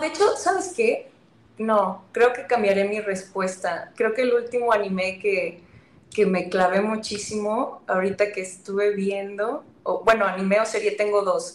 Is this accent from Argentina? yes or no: no; northern Mexico, Mexico; yo soy del norte.